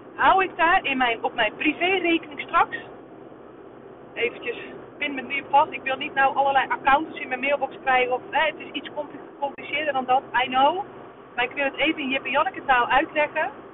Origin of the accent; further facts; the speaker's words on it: Netherlands; wij als Nederlanders